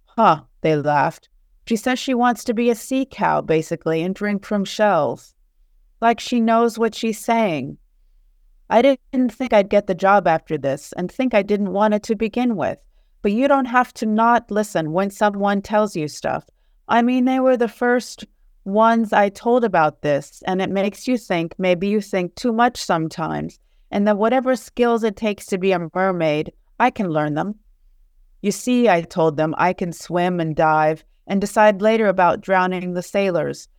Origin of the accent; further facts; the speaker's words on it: Charleston, West Virginia, United States; moved away as an adult; also born or lived in Naples, Italy / United Kingdom; now in Paris, France; I grew up in the States, in Charleston, West Virginia.